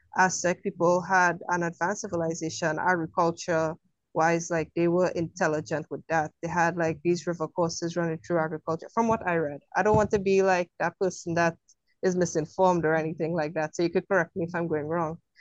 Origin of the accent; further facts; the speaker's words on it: Trinidad & Tobago; being from Trinidad, we don't celebrate Halloween like you guys